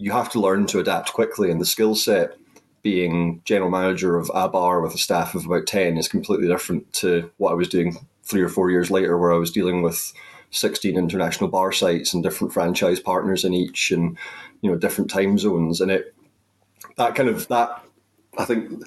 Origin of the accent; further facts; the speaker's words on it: the Highlands, Scotland, United Kingdom; I went back to where I grew up in the Highlands, and I was working at my local hotel